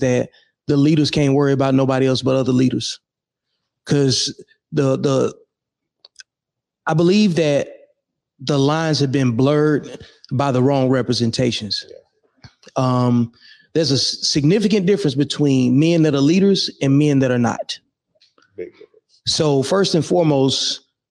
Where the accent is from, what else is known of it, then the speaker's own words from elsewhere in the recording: Birmingham, Alabama, United States; moved away as an adult; Originally, I'm from Birmingham, Alabama. Yep. I left home in like 99, joined the Army